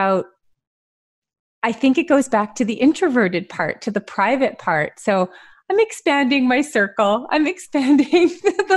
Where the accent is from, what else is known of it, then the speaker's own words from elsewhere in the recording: Montreal, Quebec, Canada; I grew up in Montreal.